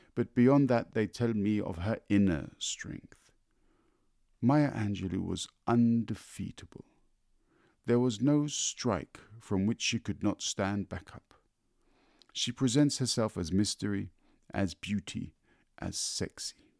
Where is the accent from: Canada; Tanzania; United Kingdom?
United Kingdom; London; I grew up in London